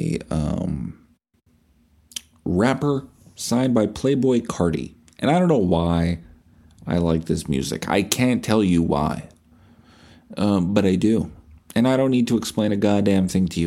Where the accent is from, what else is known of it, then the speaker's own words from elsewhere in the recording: Canada; we're dull Canadian